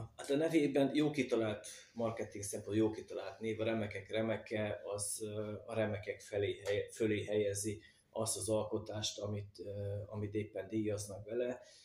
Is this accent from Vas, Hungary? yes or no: yes; Magyarszombatfa, Vas, Hungary; gyerekkoromban vagy itt, vagy a kerámia gyárban láttam a fazekasokat munka közben